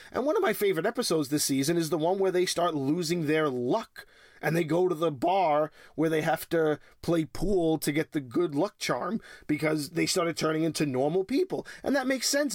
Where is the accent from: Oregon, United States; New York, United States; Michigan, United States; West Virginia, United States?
New York, United States; born and raised in New York